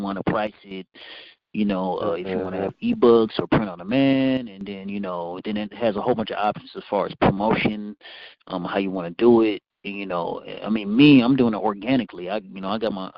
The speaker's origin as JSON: {"language": "English", "town": "Fairfield", "region": "California", "country": "United States", "tie": "born or raised there", "also_born_or_lived": "Vallejo, California", "said": "I was born in Vallejo, raised in Fairfield."}